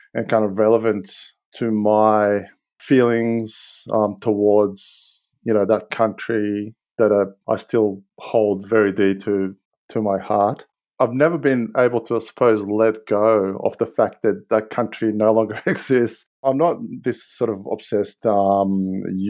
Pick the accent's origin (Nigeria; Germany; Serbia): Serbia; Novi Sad, Vojvodina; now in Australia; I was born in Novi Sad, quote-unquote, capital of Vojvodina